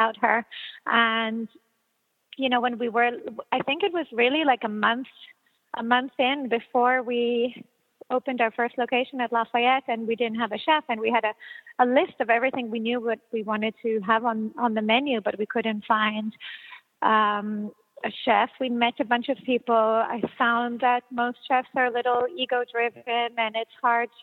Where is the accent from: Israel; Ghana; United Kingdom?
Israel; growing up in Israel